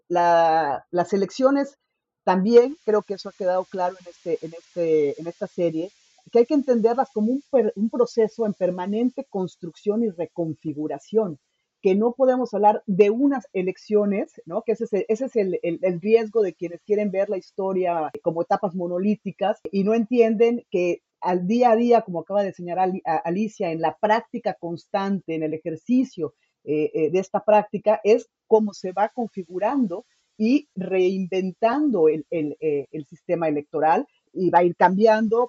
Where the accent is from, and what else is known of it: Mexico